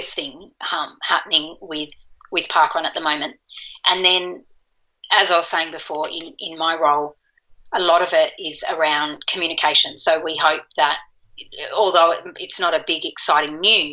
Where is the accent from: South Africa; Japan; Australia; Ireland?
Australia; Curl Curl, New South Wales; moved away; Curl Curl's in New South Wales. It's in my hometown where I grew up.